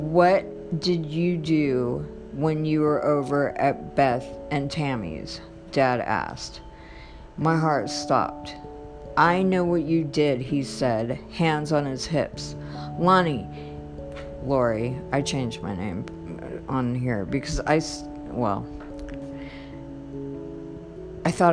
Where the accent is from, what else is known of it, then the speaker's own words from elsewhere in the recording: Los Angeles, California, United States; I was born in Los Angeles, California in the late 60s at Good Samaritan Hospital downtown